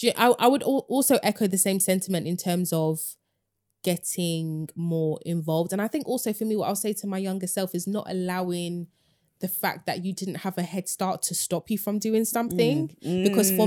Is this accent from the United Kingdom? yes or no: yes; United Kingdom; Like we say that we're British, and part of the reason why we can say it with chest is obviously you know we're born here, but we speak the language.